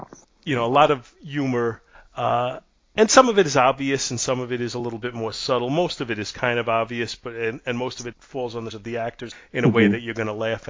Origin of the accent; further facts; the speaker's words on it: New York, United States; being a New Yorker and never having been to San Francisco